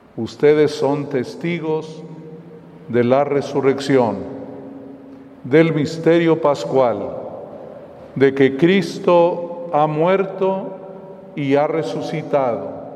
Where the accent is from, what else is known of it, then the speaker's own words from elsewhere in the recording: Mexico; nuestro país